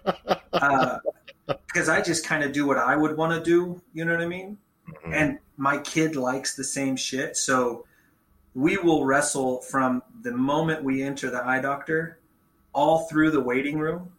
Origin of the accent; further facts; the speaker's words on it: Stockton Lake, Missouri, United States; also born or lived in Bolivar, Missouri / Springfield, Missouri / Wichita, Kansas / Destin, Florida; I lived around Stockton Lake most of my childhood